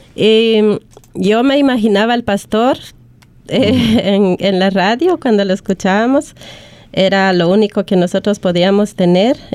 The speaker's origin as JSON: {"language": "Spanish", "country": "Guatemala", "moved": "yes", "lives_now": "Australia", "said": "soy de Guatemala"}